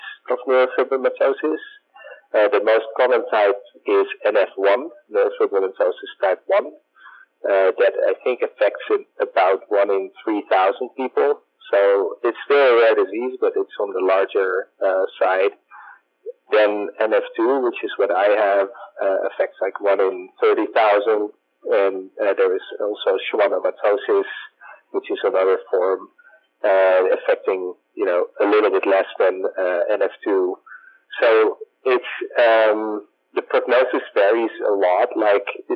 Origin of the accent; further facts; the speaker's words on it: Netherlands; moved away as an adult; now in San Francisco, United States; I grew up in the Netherlands